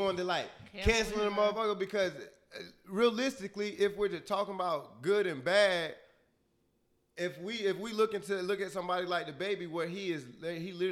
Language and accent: English; Florida, United States; I'm from Florida